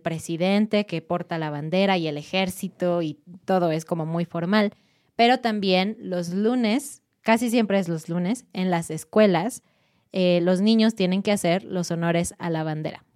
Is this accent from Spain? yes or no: no; Mexico; nosotros como mexicanos